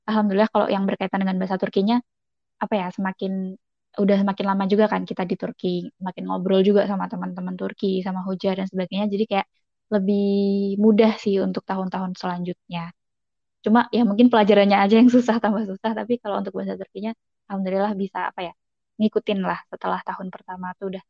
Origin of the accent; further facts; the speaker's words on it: Solo, Central Java, Indonesia; moved away as an adult; now in Turkey; Terus aku asal Indonesia-nya dari Solo, Jawa Tengah. Hmm, datang pertama kali tahun 2017 waktu itu dan alhamdulillah datang dapat beasiswa penuh dari YTB.